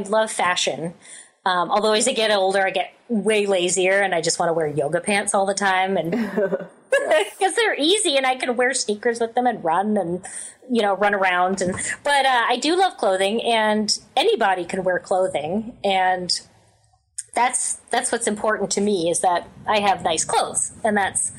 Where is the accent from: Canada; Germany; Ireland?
Canada; I feel like I'm Canadian